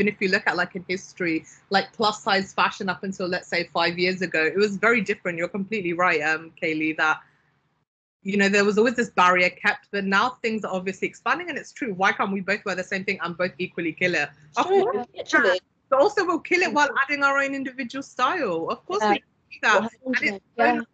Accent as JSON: {"language": "English", "country": "Pakistan", "tie": "born or raised there", "moved": "yes", "said": "I'm Pakistani originally. I was born in Pakistan."}